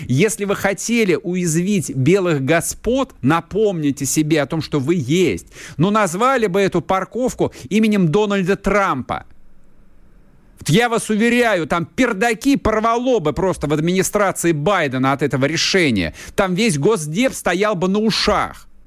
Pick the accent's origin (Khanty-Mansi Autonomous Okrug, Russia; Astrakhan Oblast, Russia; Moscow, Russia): Moscow, Russia; а я как москвич, который хорошо знает Пресню, на Пресне находится посольство США. Я отлично знаю этот район.